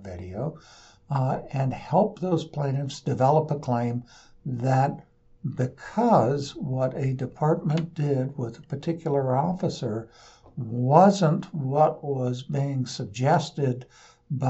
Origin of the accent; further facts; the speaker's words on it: Portland, United States; I'm from Portland.